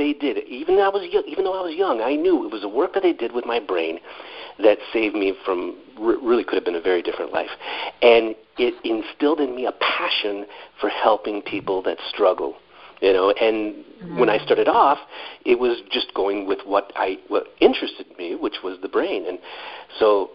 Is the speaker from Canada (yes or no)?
yes; Canada; I grew up in Canada